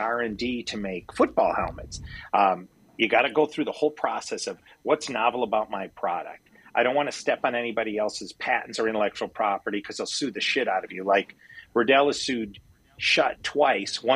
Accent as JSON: {"language": "English", "region": "Midwest", "country": "United States", "tie": "born or raised there", "also_born_or_lived": "Wisconsin", "moved": "as an adult", "lives_now": "California, United States", "said": "my background is I grew up in the Midwest"}